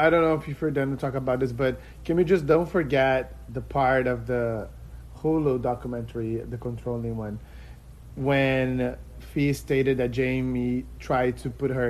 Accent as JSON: {"language": "English", "country": "Brazil", "moved": "yes", "said": "I told her I was from Brazil"}